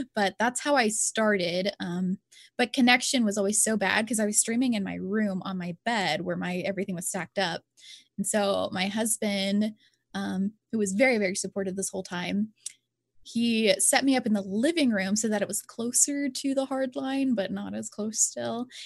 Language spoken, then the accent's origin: English; Louisiana, United States; I'm from Louisiana, and Louisiana is just, some areas, we're just part of little podunk areas